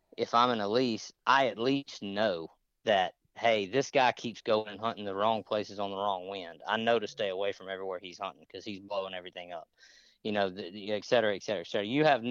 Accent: Mississippi, United States; moved away; I grew up in Mississippi

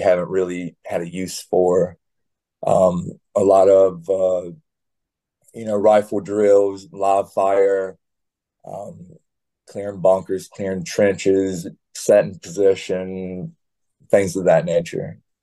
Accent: South Carolina and Texas, United States; moved away; also born or lived in Florida; I grew up in South Carolina and also Texas

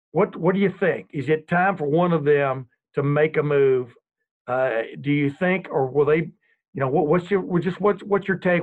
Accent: East Texas, United States; I grew up in East Texas

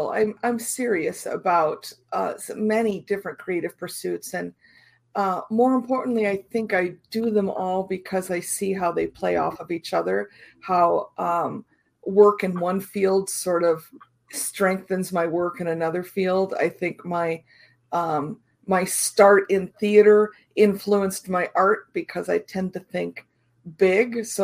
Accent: Iowa, United States; I was uh, very much rural area, right next to my grandfather's farm. Uh, had a had a creek and sort of a, a mini forest on the other side. So rural rural Iowa was was home.

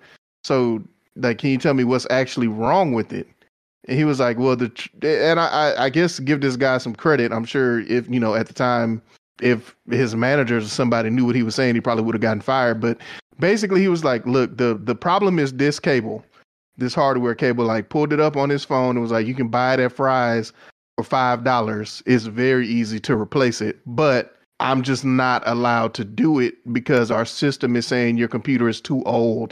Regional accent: Texas, United States; I'm familiar. I'm from Texas.

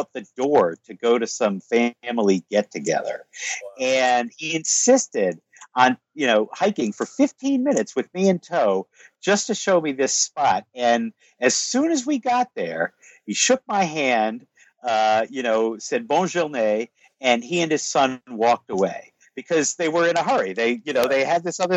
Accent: United States; I'm American

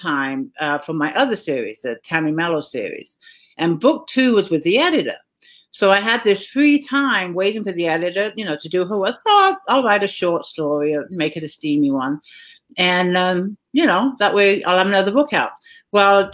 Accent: England, United Kingdom; moved away as an adult; now in United States; I grew up in England, a small little, quaint little town

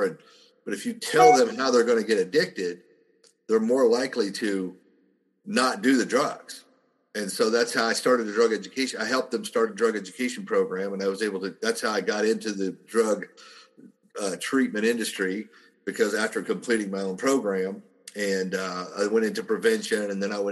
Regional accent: southern Oklahoma, United States; I grew up in a very small town in southern Oklahoma

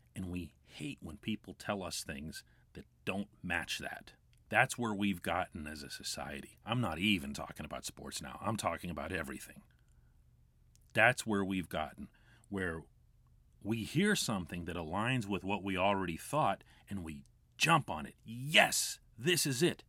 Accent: United States; now in Pittsburgh, United States; I'm American.

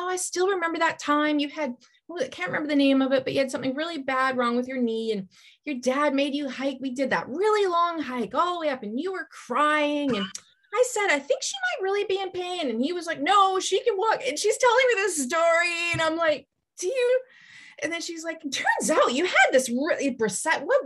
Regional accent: British Columbia, Canada; we grew up, there was a trestle, the Kinsale Trestle. It's the biggest trestle in Canada.

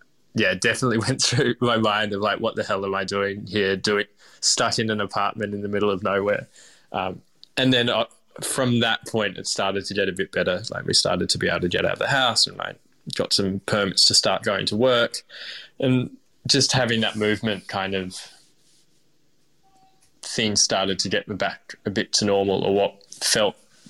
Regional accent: Melbourne, Victoria, Australia; And I guess also I'm born and bred in Melbourne, so doing things in Melbourne is incredibly easy in comparison.

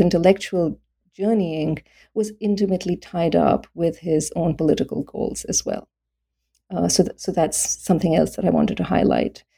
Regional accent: India; also born or lived in Delhi; when I was growing up in India

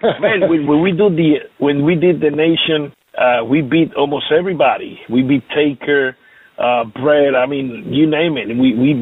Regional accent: Puerto Rico; English is a second language; I grew up here in Puerto Rico, living with all kind of colors.

